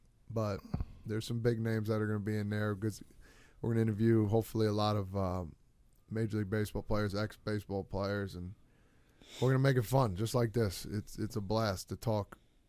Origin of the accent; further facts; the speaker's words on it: New Jersey, United States; Because we're from Jersey